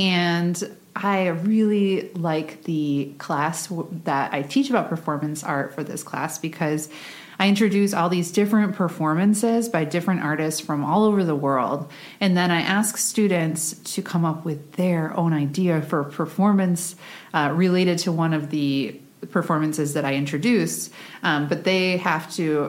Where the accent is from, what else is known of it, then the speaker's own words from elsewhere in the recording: Michigan, United States; born there; So I was born in Michigan and I've moved many places since then.